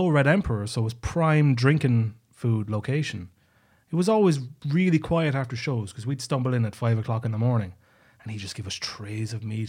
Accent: Tralee, Munster, Ireland; accent: Irish; moved away as an adult; now in Estonia; Tralee, County Kerry, Ireland. My hometown.

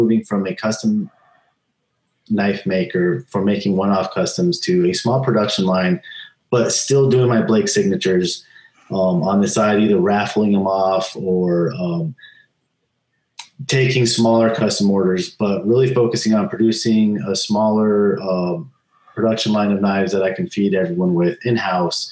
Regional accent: California, United States; I actually am. I was born in California when I was two

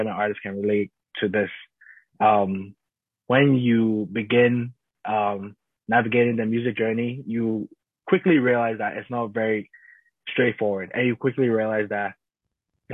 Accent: Ghana; I grew up in Ghana. I'm a Ghanaian man

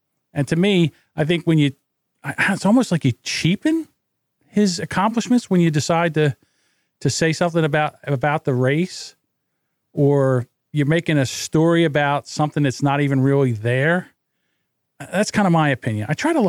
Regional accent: the North, United States; I'm from the North

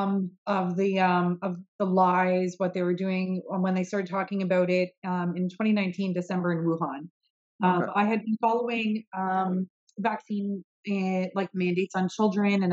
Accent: London, Ontario, Canada; my hometown in London

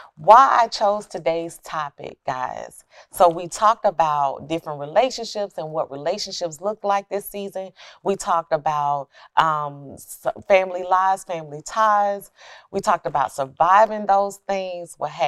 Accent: Alabama, United States; Yeah, because I came from Alabama, so I was waiting to get shipped off to go to the military.

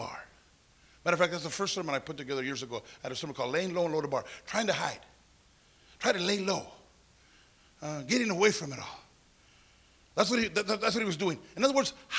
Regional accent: Santa Paula, California, United States; growing up in Santa Paula, a little place, it was only a town

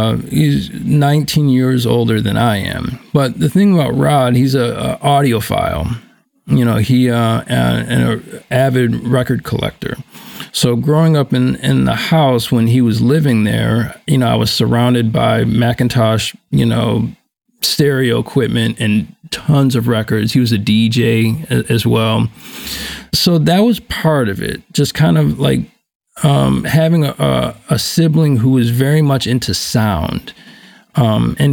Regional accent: Buffalo, New York, United States; I grew up in Buffalo, New York, born in 1974

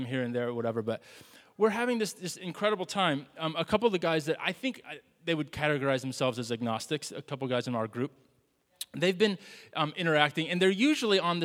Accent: the South, United States; moved away; We're from the South

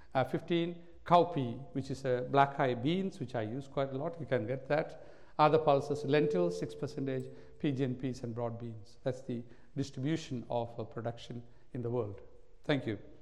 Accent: India; now in Australia; I was born in India

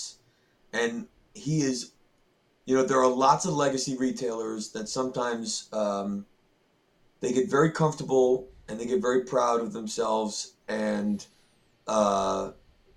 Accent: New England, United States; I'm from New England

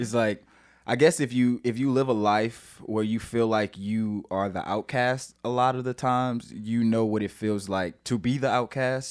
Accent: St. Louis, Missouri, United States; moved away as an adult; now in San Diego, United States; I am from Saint Louis, Missouri. Um, I actually live in San Diego now

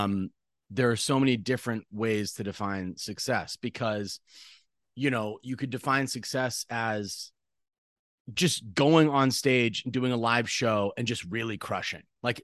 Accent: central Massachusetts, United States; moved away as an adult; I grew up in Massachusetts.

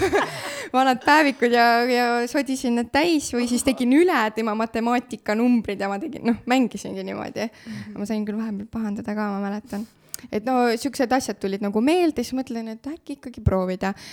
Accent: Saverna, Põlva County, Estonia; also born or lived in Otepää / Tartu; now in Tõrvandi, Estonia; õppisin Saverna põhikoolis üheksa aastat, äh, siis tulin Otepää gümnaasiumisse õppima kolm aastat

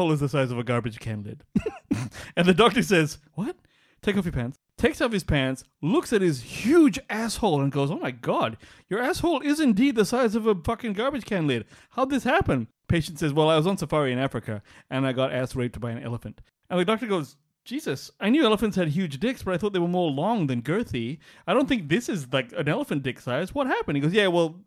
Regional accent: Singapore; I'm Singaporean

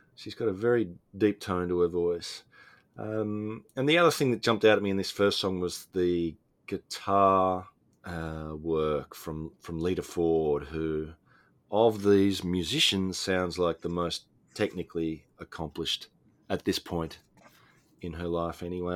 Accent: Australia; Australia, my home country

